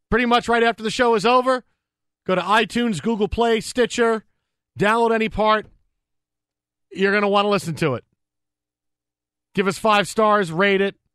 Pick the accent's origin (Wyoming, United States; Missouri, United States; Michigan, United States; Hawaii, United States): Hawaii, United States; also born or lived in California; I grew up in Hawaii in Northern California. I know what it smells like.